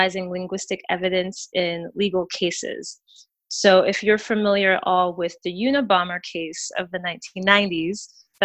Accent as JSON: {"language": "English", "region": "Delaware", "country": "United States", "moved": "yes", "lives_now": "Oakland, United States", "said": "I'm originally from the East Coast, a small but wonderful state called Delaware."}